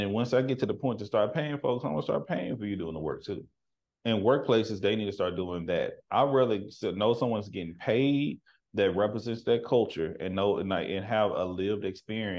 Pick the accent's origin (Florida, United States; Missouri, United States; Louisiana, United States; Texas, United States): Texas, United States; now in Seattle, United States; I'm from the country. I'm from Texas